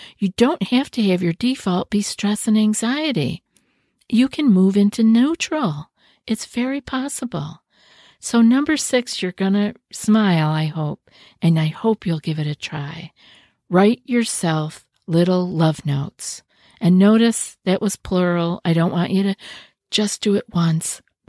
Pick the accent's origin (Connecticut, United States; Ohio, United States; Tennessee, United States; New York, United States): New York, United States; I know when I first moved here, I was from New York.